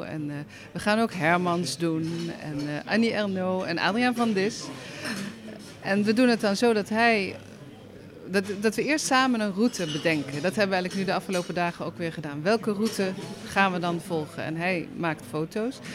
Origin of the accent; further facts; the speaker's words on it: Netherlands; now in France; als Nederlander